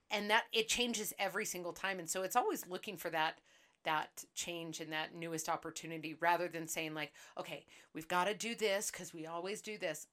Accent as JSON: {"language": "English", "town": "Seattle", "region": "Washington", "country": "United States", "said": "I am originally from Seattle, Washington"}